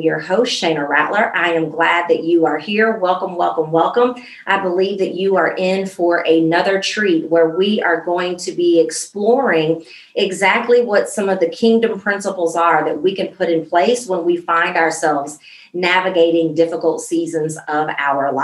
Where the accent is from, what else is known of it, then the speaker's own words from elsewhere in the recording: Central Illinois, United States; now in Dallas, United States; I'm not in Central Illinois anymore, but Central Illinois is very so much in me